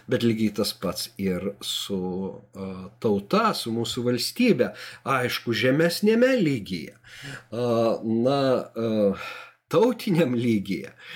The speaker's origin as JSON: {"language": "Lithuanian", "country": "Lithuania", "tie": "born or raised there", "said": "mes augom Sovietų Sąjungoje, mes negalėjom išvažiuoti jokią valstybę."}